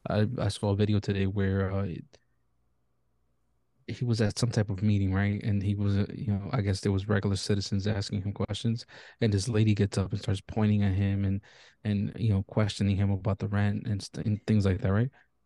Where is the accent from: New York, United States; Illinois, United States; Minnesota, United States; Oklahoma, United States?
New York, United States; And I think it's just completely unfair because as a New Yorker, like everything's due to inflation as it is, right?